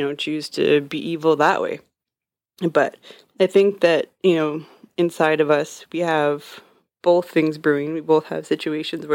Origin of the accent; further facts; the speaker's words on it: Canada; I'm Canadian